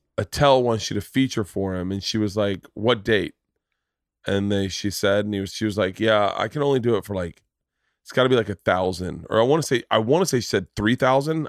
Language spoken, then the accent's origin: English; Florida, United States; I grew up in Florida